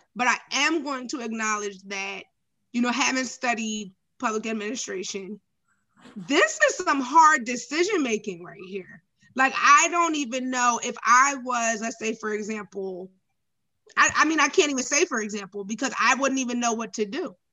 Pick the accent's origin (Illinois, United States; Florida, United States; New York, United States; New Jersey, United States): New Jersey, United States; I'm from Jersey.